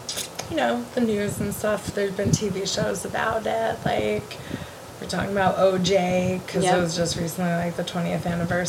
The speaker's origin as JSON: {"language": "English", "region": "Connecticut", "country": "United States", "tie": "born or raised there", "said": "I was in 3rd grade and I grew up on the East Coast, in Connecticut specifically."}